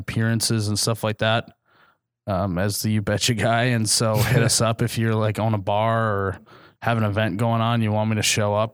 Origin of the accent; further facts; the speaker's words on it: Midwest, United States; we're from the Midwest